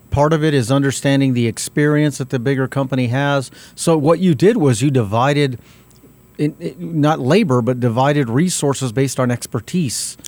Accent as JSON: {"language": "English", "town": "Albuquerque", "region": "New Mexico", "country": "United States", "said": "I'm from South Broadway"}